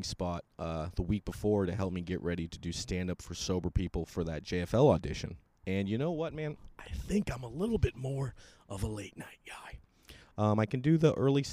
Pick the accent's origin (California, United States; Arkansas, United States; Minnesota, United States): California, United States; San Francisco or Sacramento; I was from San Francisco or Sacramento.